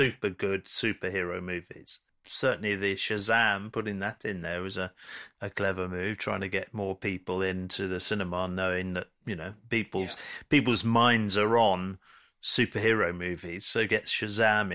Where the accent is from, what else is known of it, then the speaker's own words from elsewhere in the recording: London, United Kingdom; I'm from North London